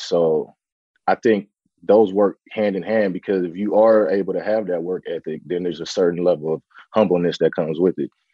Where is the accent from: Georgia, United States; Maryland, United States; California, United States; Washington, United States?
California, United States; San Francisco; born, raised in Bayview, Hunters Point, you know, in the heart of, you know, the Bayview district in San Francisco